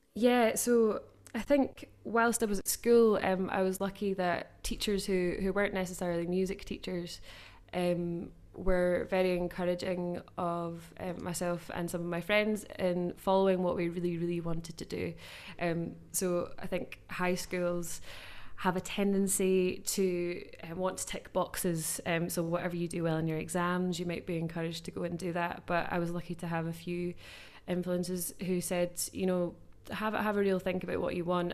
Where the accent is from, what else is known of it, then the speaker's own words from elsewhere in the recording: West Lothian, Scotland, United Kingdom; I grew up in West Lothian